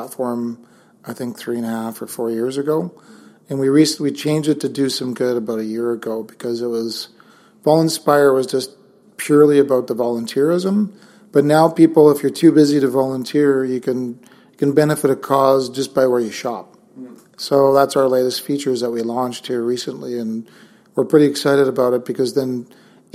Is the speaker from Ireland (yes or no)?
no; Saskatchewan, Canada; now in Kelowna, Canada; growing up in Saskatchewan, I grew up in a small town